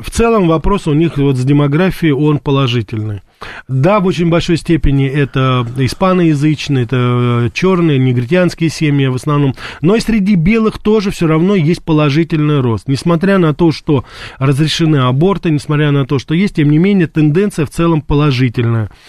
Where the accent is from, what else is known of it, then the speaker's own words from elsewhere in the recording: Russia; я родился и вырос в России